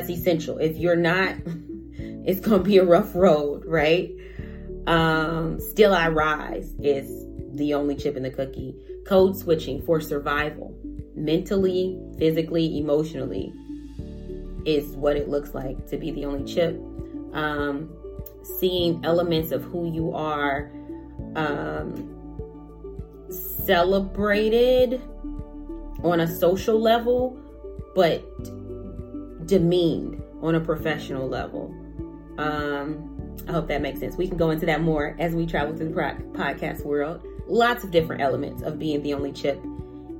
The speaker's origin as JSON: {"language": "English", "town": "Chicago", "region": "Illinois", "country": "United States", "moved": "as an adult", "lives_now": "Des Moines, United States", "said": "I am from Chicago. I came to Des Moines a while ago to go to school, college"}